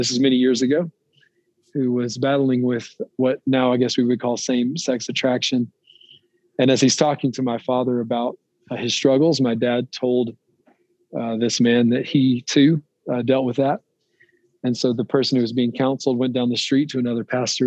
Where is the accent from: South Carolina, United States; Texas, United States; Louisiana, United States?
Louisiana, United States; Rayville; now in Loveland, United States; I live in Loveland, Colorado now, but I'm originally from Northeast Louisiana, a little town called Rayville